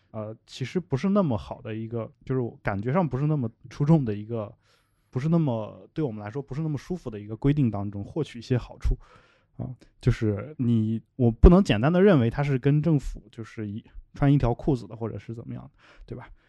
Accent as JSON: {"language": "Chinese", "country": "China", "tie": "born or raised there", "said": "我的老家这样一些小县城"}